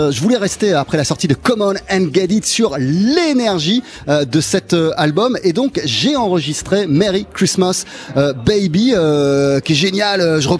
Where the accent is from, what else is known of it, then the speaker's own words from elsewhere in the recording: Wales, United Kingdom; French is a second language; Quand j'étais jeune, effectivement, moi je viens du, pays de Galles et, euh, et, on chantait tout le temps.